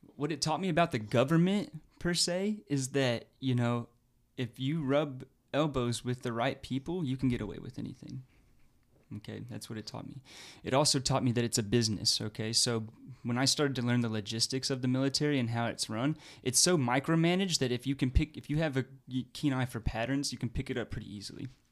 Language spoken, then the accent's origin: English; Fayetteville, Arkansas, United States; also born or lived in Oregon; now in Oklahoma, United States; where I grew up in Fayetteville, the military would come during lunch periods in high school